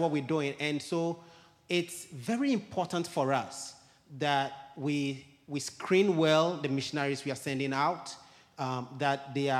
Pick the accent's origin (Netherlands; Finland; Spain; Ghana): Ghana; moved away as an adult; also born or lived in Guinea; I was born and raised in Ghana